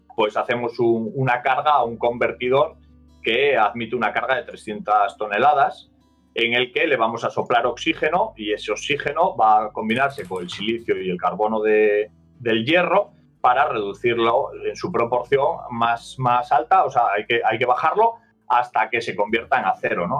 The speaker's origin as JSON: {"language": "Spanish", "region": "Asturias", "country": "Spain", "said": "soy de Asturias, del norte de la península ibérica"}